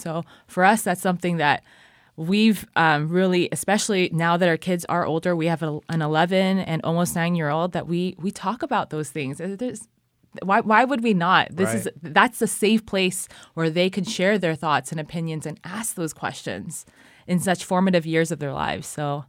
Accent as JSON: {"language": "English", "region": "California", "country": "United States", "lives_now": "Cambodia", "said": "I mean, I'm from California, Garth is from Washington, but we grew up in really, just a really loving environment."}